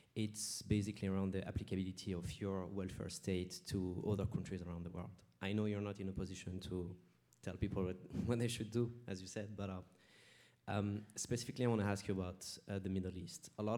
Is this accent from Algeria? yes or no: yes; Algeria; now in United States; my home country, Algeria